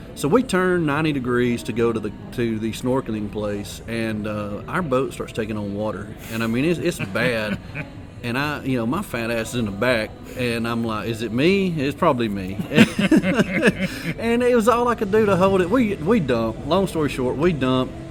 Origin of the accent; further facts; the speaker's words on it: Alabama, United States; I'm, I'm from you know Alabama